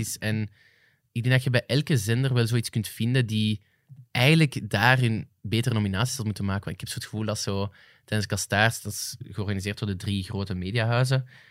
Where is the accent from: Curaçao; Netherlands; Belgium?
Belgium; Flanders; als Vlamingen